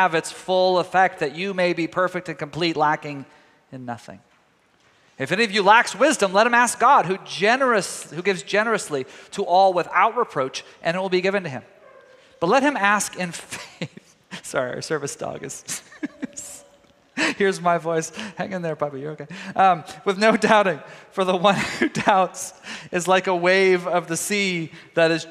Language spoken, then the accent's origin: English; Tyler, Texas, United States; moved away; my hometown of Tyler, Texas.